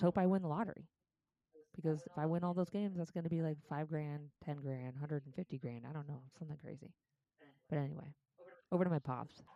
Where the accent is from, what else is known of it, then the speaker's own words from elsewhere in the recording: Cleveland, Ohio, United States; moved away; I'm from Cleveland